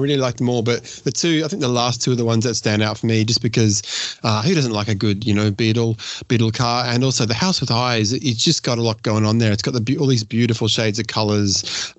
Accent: Richmond, Virginia, United States; I chose a specific neighborhood called Oregon Hill in my hometown of Richmond, Virginia, to shoot the Lomochrome Purple.

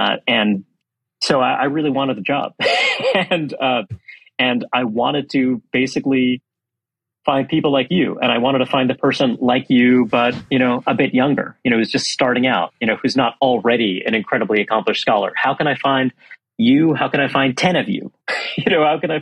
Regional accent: New York City, New York, United States; I grew up in Brooklyn, New York

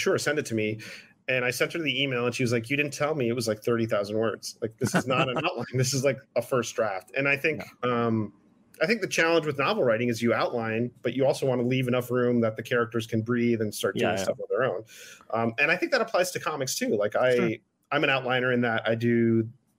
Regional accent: United States; my hometown. It's going to be about someone like me, Cuban American

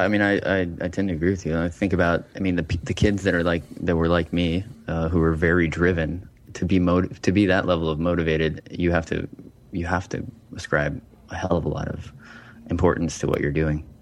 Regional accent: Montana, United States; moved away as an adult; I'm coming from Montana

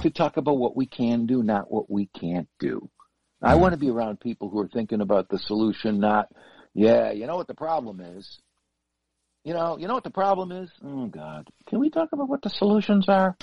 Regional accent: Buffalo, New York, United States; I come from Buffalo

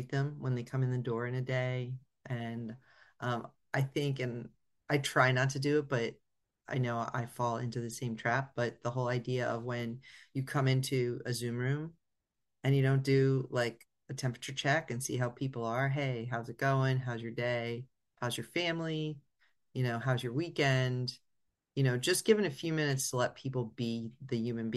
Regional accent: Northeast Pennsylvania, United States; moved away; also born or lived in California; we're from Northeast PA and it gets cold

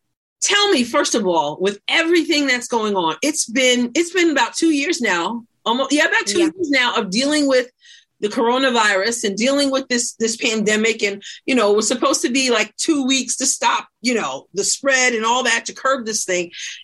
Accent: New York, United States; moved away; the state of New York, of course, which is my home state. Of course, I've relocated

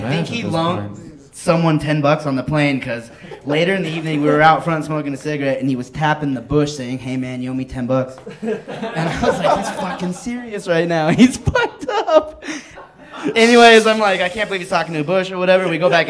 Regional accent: California, United States; moved away

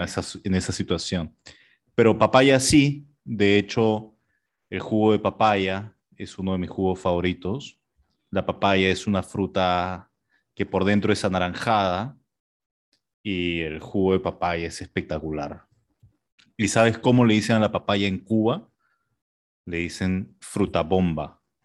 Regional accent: Peru

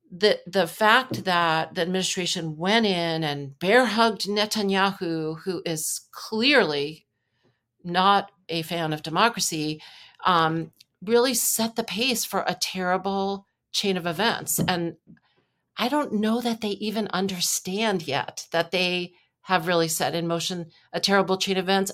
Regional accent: New York, United States; also born or lived in Wisconsin; I'm from New York.

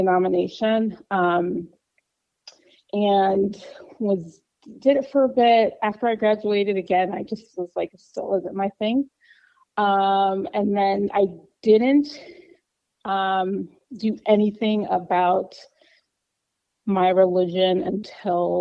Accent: Chicago, Illinois, United States; I grew up in Chicago, left a couple times for work, but now I'm back

